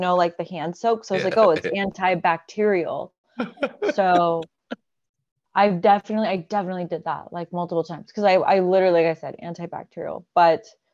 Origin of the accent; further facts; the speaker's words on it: Georgia, United States; moved away as an adult; also born or lived in Alabama; I grew up the rest of my childhood till 18 in Georgia